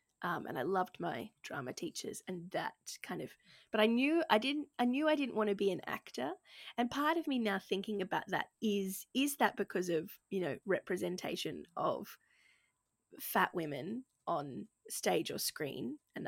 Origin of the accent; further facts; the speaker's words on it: Gold Coast, Queensland, Australia; I grew up on the Gold Coast in Queensland, Australia, and was a chubby kid, asthmatic kid who hated the beach.